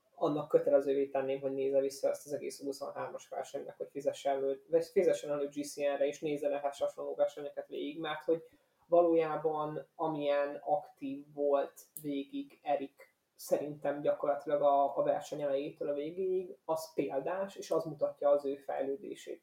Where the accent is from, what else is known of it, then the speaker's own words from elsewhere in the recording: Hungary; magyar kerékpár rajongóként